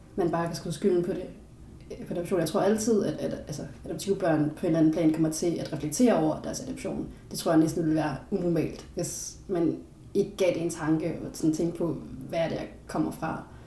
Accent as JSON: {"language": "Danish", "country": "Denmark"}